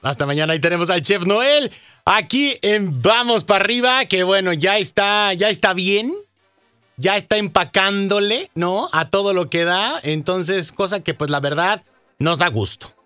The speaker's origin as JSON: {"language": "Spanish", "region": "Jalisco", "country": "Mexico", "moved": "yes", "said": "ya está en mi tierra, mi estimado chef. Ya llegó a Jalisco"}